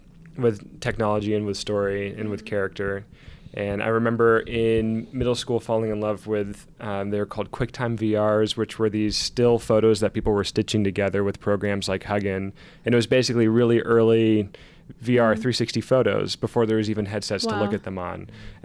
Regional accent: Seattle, Washington, United States; So I grew up in the Seattle area, Egyptian American.

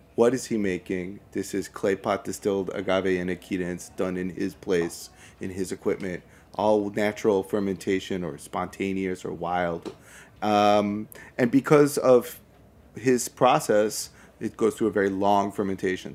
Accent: New York City, New York, United States; now in Manhattan, United States; I'm from Brooklyn

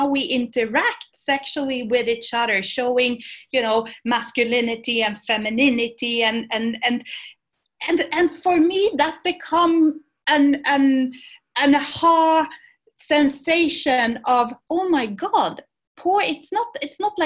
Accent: Sweden; moved away as an adult; now in Barcelona, Spain; I was born in Sweden, and I went to university in Sweden. But then I came down here to the south of Europe, to Barcelona.

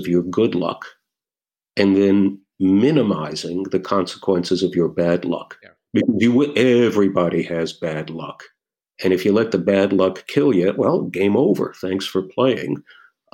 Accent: New York City, New York, United States; now in Portola Valley, United States; I grew up in New York City

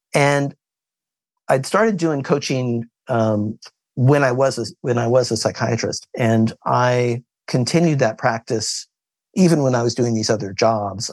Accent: Kansas, United States; I was born in Kansas

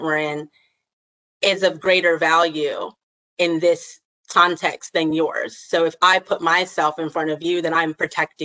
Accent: the South, United States; I grew up in the South

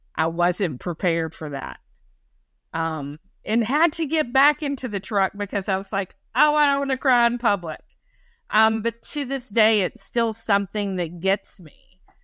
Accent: North Carolina, United States; moved away; also born or lived in Maine; I'm from North Carolina.

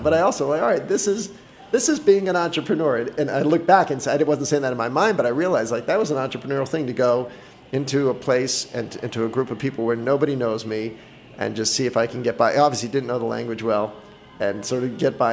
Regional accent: Boston, Massachusetts, United States; moved away as an adult; I grew up in Boston.

